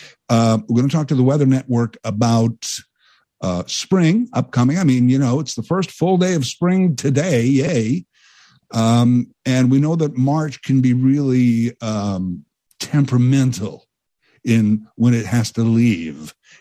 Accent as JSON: {"language": "English", "country": "Canada", "said": "And let me add, I'm a Canadian hero. There are millions of us."}